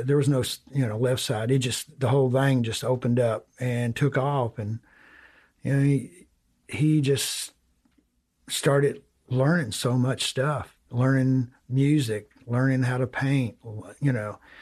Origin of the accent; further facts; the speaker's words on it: Breckinridge County, Kentucky, United States; I'm, I'm from Breckenridge County. It's down, it's about an hour southwest of Louisville, midway between Owensboro and Louisville